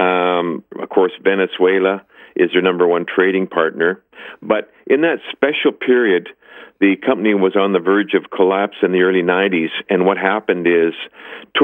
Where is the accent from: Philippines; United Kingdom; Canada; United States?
Canada